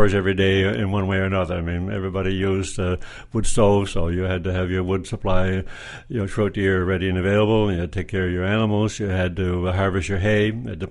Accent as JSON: {"language": "English", "area": "Codroy Valley, western Newfoundland", "region": "Newfoundland and Labrador", "country": "Canada", "tie": "born or raised there", "said": "Well, we're in western Newfoundland, very close to the Port of Basque region, an area that has been forever considered to be a strong farming community."}